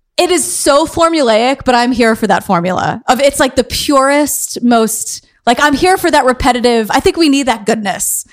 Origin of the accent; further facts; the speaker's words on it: New York City, New York, United States; I am from Queens